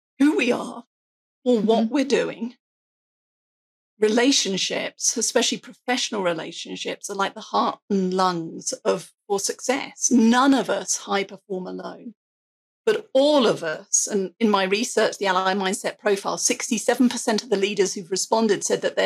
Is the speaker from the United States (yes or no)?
no; England, United Kingdom; I have an accent. I'm English